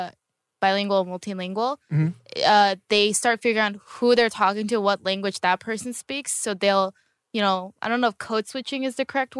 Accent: Northern California, United States; I'm not as much Southern California. I was mostly in Northern California.

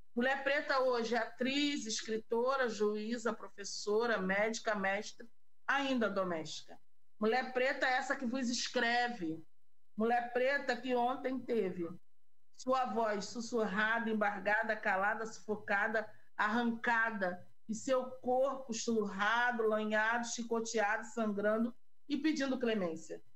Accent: Rio de Janeiro, Brazil; also born or lived in Campo Grande, Rio de Janeiro; eu nasci em Senador Camará, uma favela do Rio de Janeiro

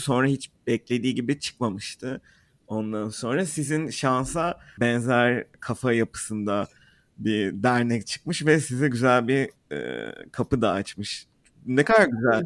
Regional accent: Turkey; moved away

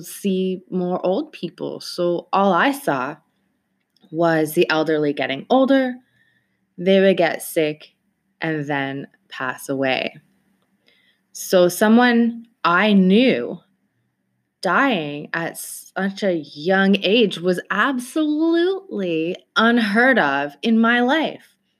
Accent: Toronto, Ontario, Canada; I am from Toronto, Canada

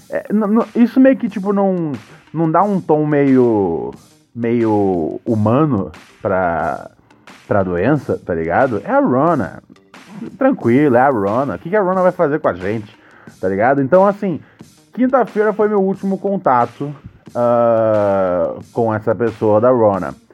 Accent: Rio de Janeiro, Brazil; sou daqui do bairro do Caxambi, Meyer, no Rio.

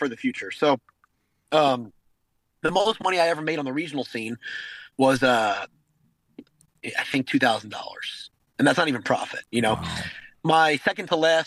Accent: outside Philadelphia, Pennsylvania, United States; growing up outside Philadelphia

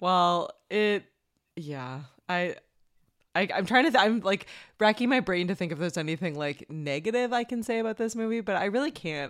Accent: Canada; as a Canadian

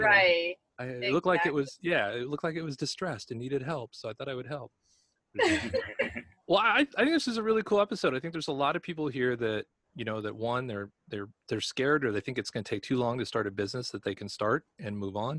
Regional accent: Los Angeles, California, United States; moved away; I'm originally from Los Angeles

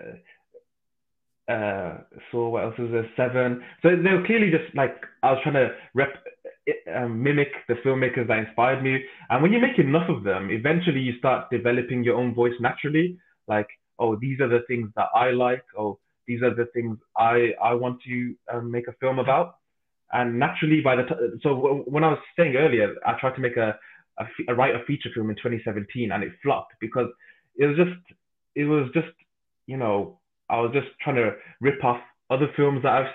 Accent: Birmingham, West Midlands, United Kingdom; I'm from Birmingham

